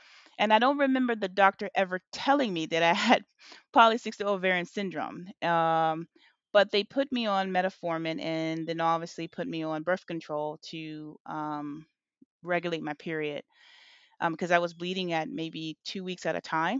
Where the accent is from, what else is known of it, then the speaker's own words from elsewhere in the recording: Virginia Beach, Virginia, United States; also born or lived in Illinois; I always say that I landed in Virginia, and that's where I was raised. So Virginia Beach, Virginia